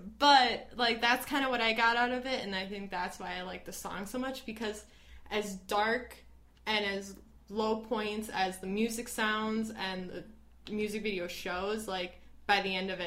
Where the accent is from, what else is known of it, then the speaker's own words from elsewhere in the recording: Midwest, United States; accent: Midwest; my Midwest accent